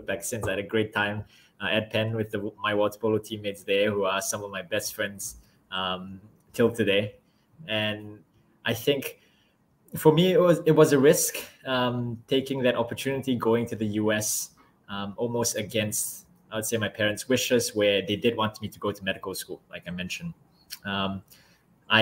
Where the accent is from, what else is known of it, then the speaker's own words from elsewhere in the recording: Singapore; also born or lived in Philadelphia; as a kid, I grew up in Singapore